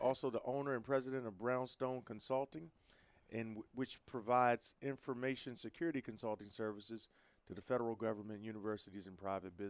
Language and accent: English; Maryland, United States; Yeah, I'm from Maryland.